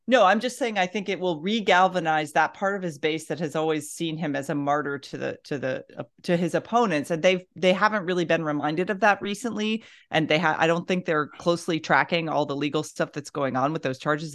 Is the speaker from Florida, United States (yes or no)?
yes; Florida, United States; I grew up in Florida